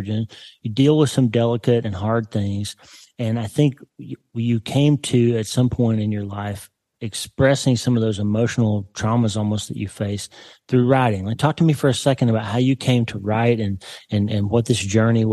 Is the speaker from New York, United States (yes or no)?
no; Oklahoma, United States; I'm from a town in Oklahoma of 2,000 people